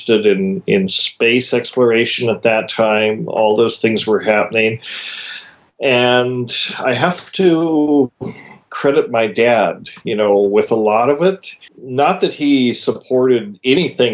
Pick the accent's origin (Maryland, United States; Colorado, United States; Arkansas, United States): Colorado, United States; Paonia; Paonia, Colorado, you know, which in our teenage years we called Peyote